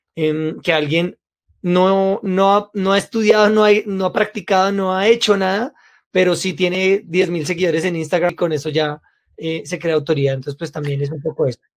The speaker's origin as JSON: {"language": "Spanish", "region": "Bogotá", "country": "Colombia", "tie": "born or raised there", "said": "Yo nací en Colombia, en Bogotá"}